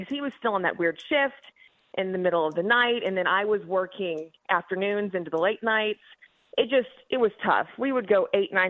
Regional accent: Missouri, United States; I'm from Missouri.

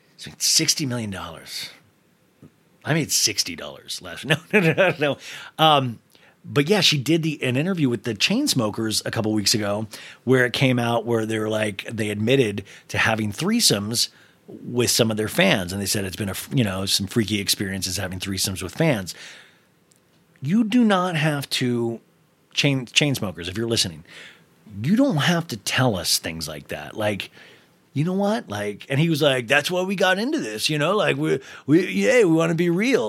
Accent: Kansas, United States; growing up in Kansas

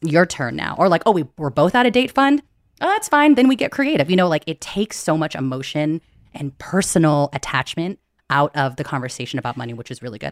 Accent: United States; also born or lived in San Francisco; I'm Filipino American, daughter of immigrants

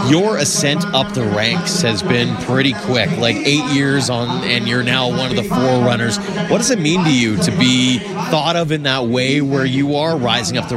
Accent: Watson, Saskatchewan, Canada; now in Chauvin, Canada; out in the heart of Saskatchewan. Yeah, right that's my hometown, and we moved out to Chauvin, Alberta.

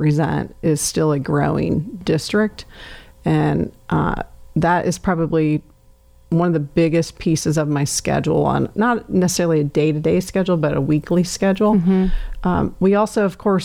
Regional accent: Emmetsburg, Iowa, United States; moved away; also born or lived in Jacksonville, Florida; I was born in Jacksonville, number 5 of 6 kids. So I was about 8 when we moved from Florida back to small town Iowa

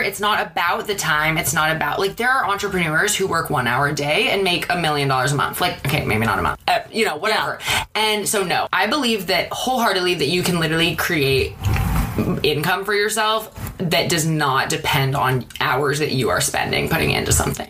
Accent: Seattle, Washington, United States; moved away as an adult; now in Los Angeles, United States

